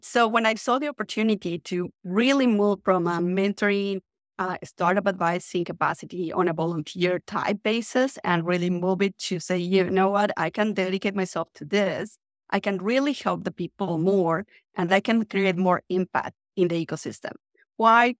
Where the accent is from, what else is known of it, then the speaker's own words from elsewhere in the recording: Mexico City, Mexico; English is a second language; moved away as an adult; now in San Francisco, United States; I'm originally from Mexico City, but I am actually joining the podcast from San Francisco today